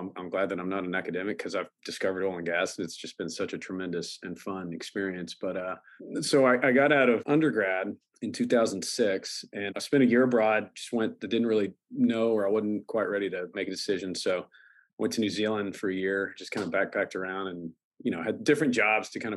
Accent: Fort Worth, Texas, United States; also born or lived in Lubbock, Texas / Aledo, Texas; hometown for me is Fort Worth.

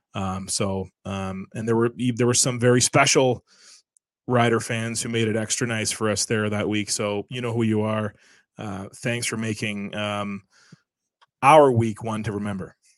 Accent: Canada; a lot of us are very proud to be Canadian.

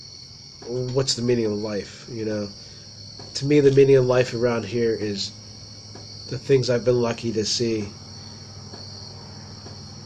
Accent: Ligonier, Pennsylvania, United States; also born or lived in Somerset, Pennsylvania / Boswell, Pennsylvania; I grew up in Ligonier

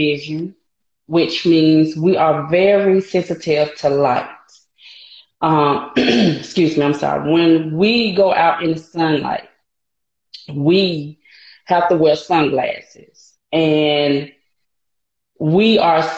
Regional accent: Montgomery, Alabama, United States; I grew up in Montgomery, Alabama, and I love it here

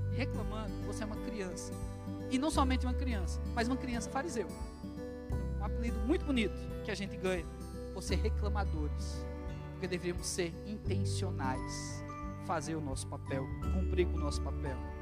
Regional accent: Brazil; nós somos brasileiros

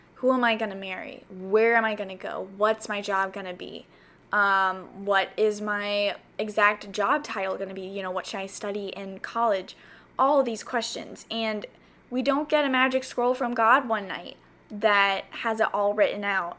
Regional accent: the South, United States; moved away as an adult; also born or lived in South Carolina; now in California, United States; growing up in the South

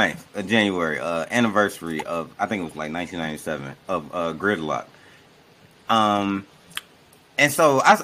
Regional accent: Chicago, Illinois, United States; moved away as an adult; now in Ohio, United States; I'm from Chicago, and it's like I don't care where I live. Like I've been in Ohio for 3 years. I'm from Chicago.

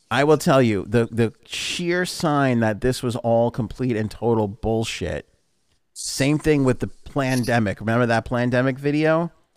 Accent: New York City, New York, United States; we're both from Queens

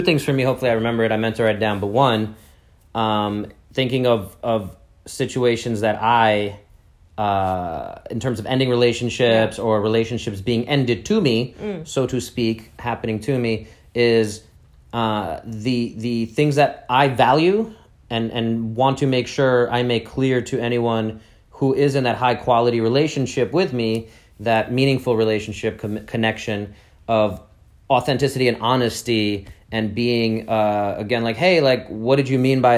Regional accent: New York City, New York, United States; I'm this guy from Brooklyn, New York

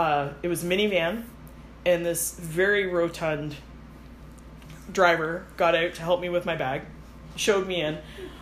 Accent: Canada; accent: Canadian; Sorry, my Canadian accent might have...

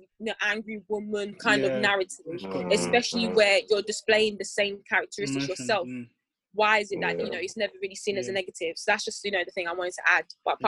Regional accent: Nigeria; It's because we're black and we're Nigerian, for example.

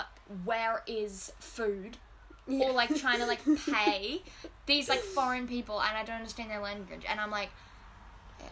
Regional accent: Australia; accent: bogan; I'm Australian.

